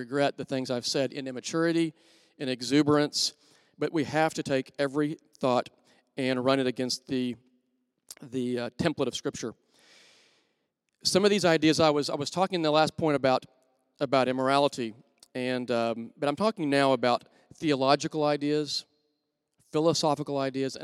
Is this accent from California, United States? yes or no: no; Wichita Falls, Texas, United States; I grew up in Wichita Falls, Texas